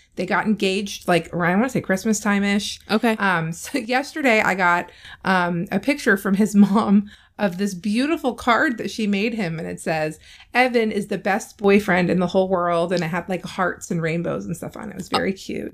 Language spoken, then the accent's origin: English; California, United States; moved away; I grew up in California where middle school starts in the seventh grade.